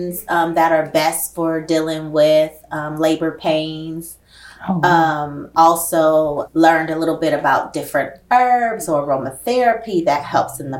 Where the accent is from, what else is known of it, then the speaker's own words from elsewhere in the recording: Oakland, California, United States; the neighborhood I grew up in West Oakland